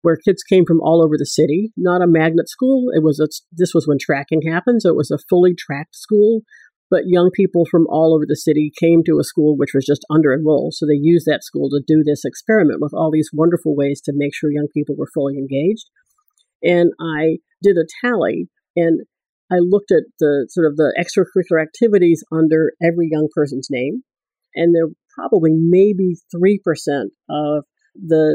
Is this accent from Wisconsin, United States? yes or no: no; Washington, District of Columbia, United States; I grew up here in Washington, D.C., which is where we're sitting right now